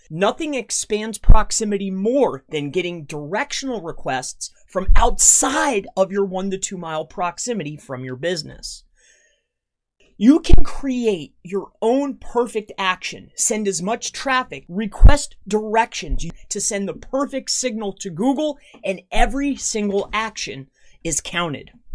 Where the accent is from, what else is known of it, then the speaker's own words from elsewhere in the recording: Fort Myers, Florida, United States; now in Tamaqua, United States; I'm from Fort Myers, Florida